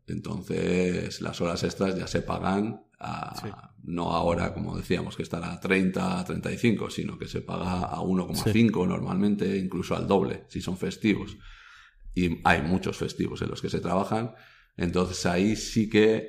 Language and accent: Spanish; Basque Country, Spain; soy vasco